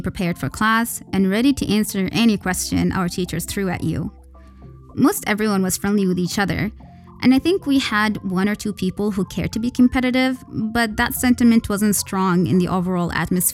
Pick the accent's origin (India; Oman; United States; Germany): Oman; Al-Buraimi, Al Buraimi; now in Muscat, Oman; I have no issues being from Al-Buraimi nor making that public information.